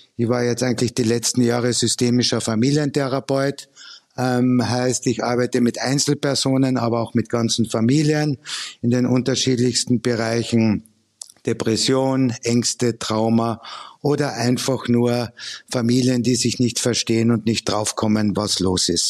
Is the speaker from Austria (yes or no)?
yes; Austria; now in Germany; ich komme ja ursprünglich aus Österreich